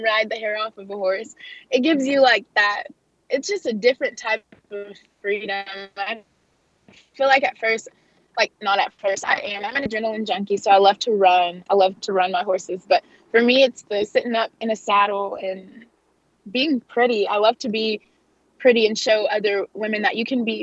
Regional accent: Fort Smith, Arkansas, United States; the Old Fort Days rodeo in my hometown

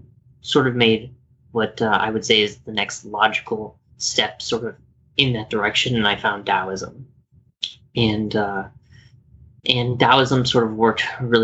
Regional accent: Landstuhl, Rhineland-Palatinate, Germany; born there; Yes. So I was born in Landstuhl, Germany. Yep, I was raised Catholic.

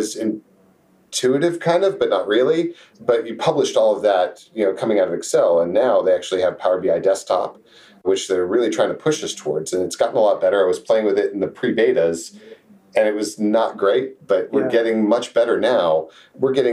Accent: Jacksonville, Florida, United States; also born or lived in Texas / New England; now in San Antonio, United States; I grew up in Jacksonville, Florida. Did my formative years there, and then became a Texan after

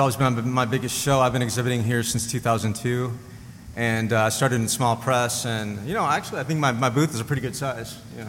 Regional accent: Midwest, United States; born there; now in Portland, United States; I was born in the Midwest in the late 70s, so there was no Tiki where I grew up.

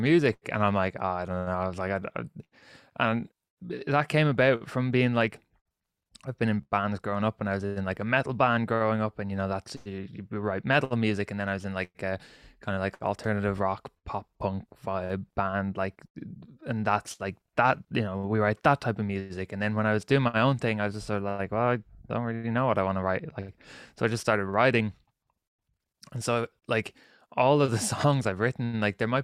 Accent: Ireland; I'm Irish

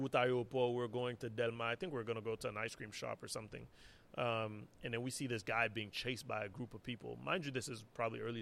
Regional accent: Haiti; moved away; also born or lived in Montreal, Canada / New York, United States; growing up in Haiti

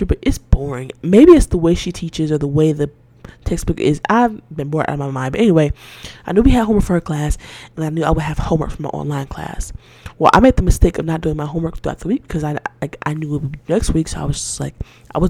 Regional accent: Atlanta, Georgia, United States; I grew up in Atlanta. Well, in Georgia

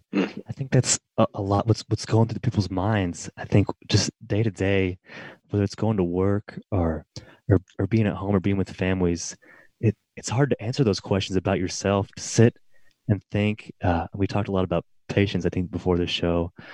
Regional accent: Middle Tennessee, United States; I grew up here in Middle Tennessee

